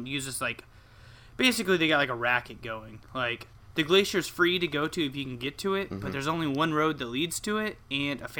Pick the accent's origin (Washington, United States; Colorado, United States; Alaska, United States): Alaska, United States; moved away; I was born here in Alaska